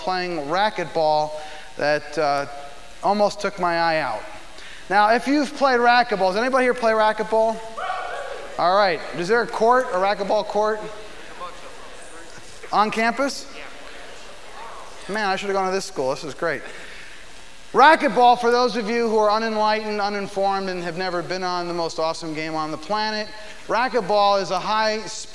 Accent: Philadelphia, Pennsylvania, United States; now in Nashville, United States; I'm from Philadelphia normally in life, but we live in Nashville

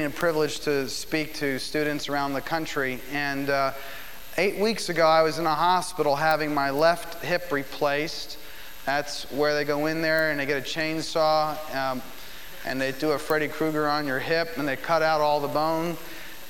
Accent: Philadelphia, Pennsylvania, United States; now in Nashville, United States; I'm from Philadelphia normally in life, but we live in Nashville

